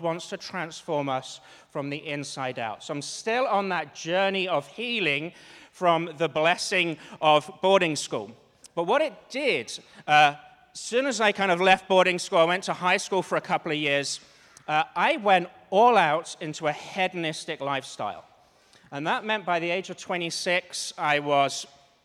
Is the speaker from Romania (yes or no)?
no; Cambridge, East of England, United Kingdom; moved away; I'm from Cambridge, which is the east of England